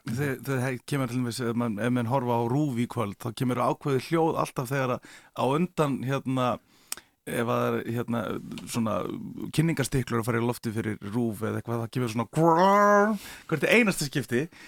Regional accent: Akureyri, Northeastern Region, Iceland; er frá Akureyri

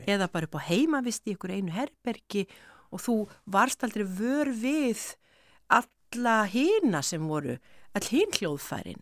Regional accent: Ísafjörður, Westfjords, Iceland; moved away as an adult; ár frá því að ég hafði flutt frá Ísafjörði mm. 86 bara eftir stúdentinn

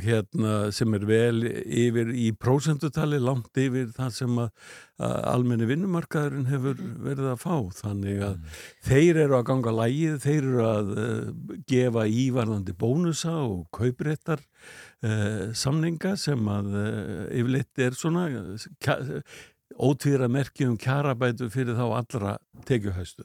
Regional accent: Iceland; Við erum fyrir Íslandingar

